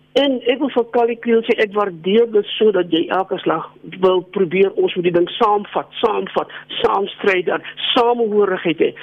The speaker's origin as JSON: {"language": "Afrikaans", "country": "South Africa", "said": "vir my en miljoene swart Suid-Afrikaners soos ek"}